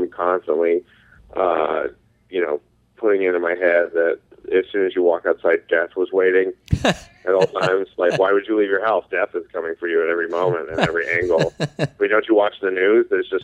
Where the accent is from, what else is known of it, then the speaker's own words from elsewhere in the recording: Kent, Ohio, United States; also born or lived in Westlake, Ohio / New York / Lakewood, Ohio; Originally, I grew up in Kent, Ohio.